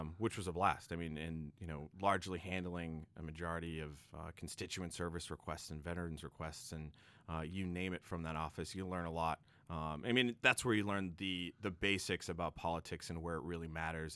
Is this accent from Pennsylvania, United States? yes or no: no; Quincy, Massachusetts, United States; also born or lived in Boston; I come from the great city of Quincy, Massachusetts, also known as the City of Presidents